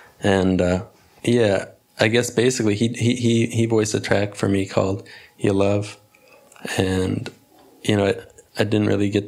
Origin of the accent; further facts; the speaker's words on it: Cleveland, Ohio, United States; born there; also born or lived in Philadelphia; now in Brooklyn, United States; Well, actually, I was born in Cleveland.